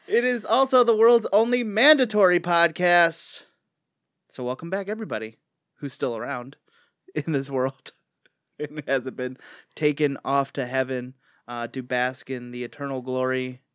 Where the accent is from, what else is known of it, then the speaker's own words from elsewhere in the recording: Chicago, Illinois, United States; I'm from Chicago.